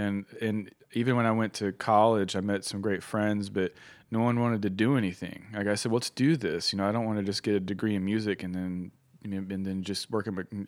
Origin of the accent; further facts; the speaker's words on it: Roanoke, Virginia, United States; But where I grew up in Roanoke, Virginia, which is a great place to grow up, but unfortunately it was a little behind the times.